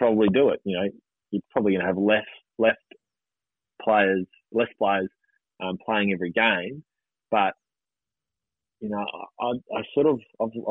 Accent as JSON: {"language": "English", "region": "Queensland", "country": "Australia", "said": "as a Queenslander"}